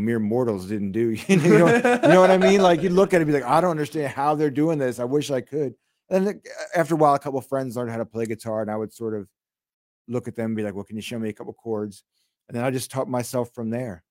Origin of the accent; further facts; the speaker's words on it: Newark, Delaware, United States; also born or lived in Long Island, New York; I moved down to Delaware, and then I grew up down there